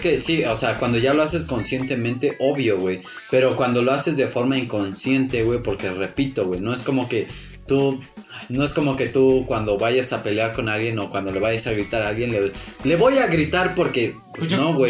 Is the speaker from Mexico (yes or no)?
yes; Mexico; nosotros aquí en México